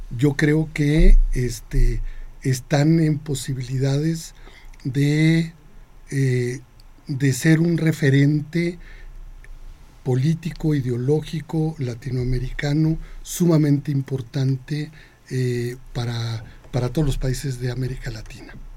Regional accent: Chihuahua, Mexico; also born or lived in Sonora / Ciudad Juárez; mi infancia fue en Ciudad Juárez hasta los 11, 12 años, y, el resto fue en Chihuahua, Chihuahua

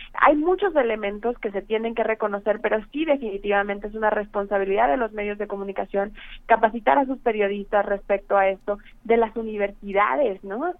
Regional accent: Mexico; nosotros como mexicanos

